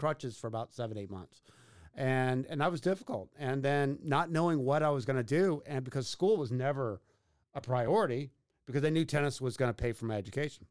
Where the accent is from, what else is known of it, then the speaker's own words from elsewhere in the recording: Katy, Texas, United States; growing up in Katy at the time was, like, living on an island in Houston